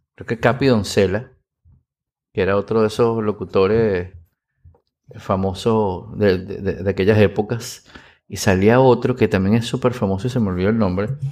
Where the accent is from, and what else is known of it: Venezuela